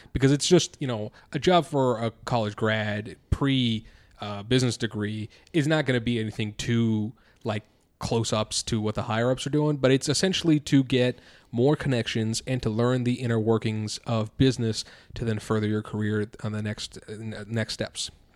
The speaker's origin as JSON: {"language": "English", "country": "India", "said": "I am an Indian individual"}